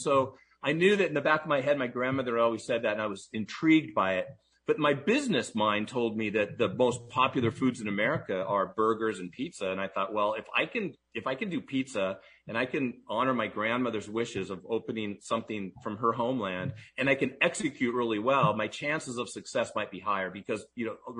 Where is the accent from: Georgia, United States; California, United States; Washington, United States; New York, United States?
Washington, United States; Seattle; But I grew up here. I'm fourth generation Seattle. My great grandparents, Philomena and Pietro, were the first ones to come here.